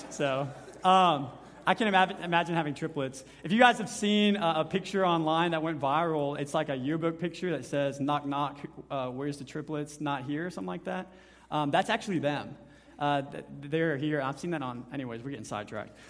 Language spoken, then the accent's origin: English; Honey Grove, Texas, United States; my hometown, Honey Grove